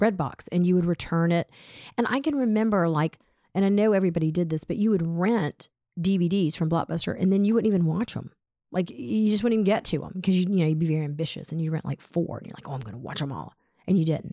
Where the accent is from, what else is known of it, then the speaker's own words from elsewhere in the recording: Atlanta, Georgia, United States; we grew up in Atlanta